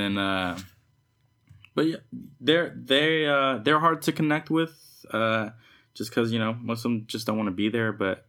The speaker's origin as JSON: {"language": "English", "area": "the Bay Area", "region": "California", "country": "United States", "tie": "born or raised there", "said": "I'm from the Bay, you know, and like I grew up listening to like the … and shit and like pre hyphy and hyphy and stuff."}